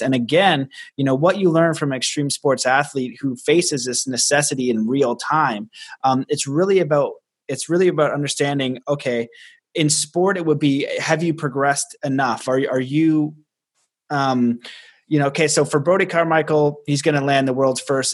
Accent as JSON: {"language": "English", "country": "Canada", "said": "I'm Canadian"}